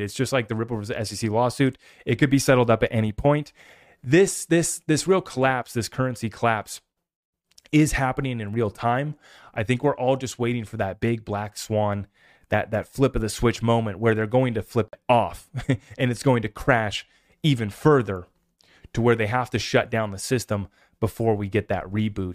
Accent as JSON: {"language": "English", "country": "United States", "said": "I'm just an American"}